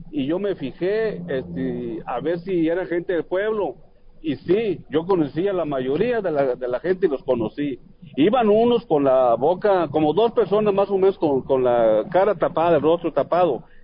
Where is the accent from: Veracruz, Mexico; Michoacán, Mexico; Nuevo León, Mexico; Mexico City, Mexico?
Michoacán, Mexico; La Ruana; me fui para allá, para mi pueblo, para La Ruana